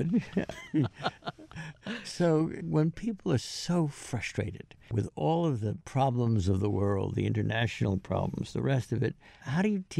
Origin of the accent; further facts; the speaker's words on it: Fire Island, New York, United States; my growing up on Fire Island